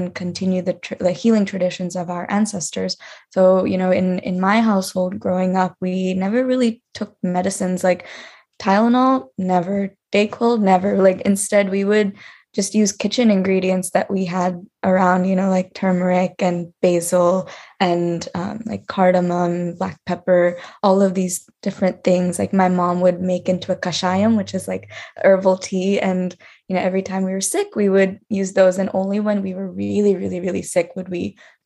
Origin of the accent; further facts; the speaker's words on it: United States; I was born and raised in the United States, but my family immigrated here from India, specifically from Andhra Pradesh in the south of India.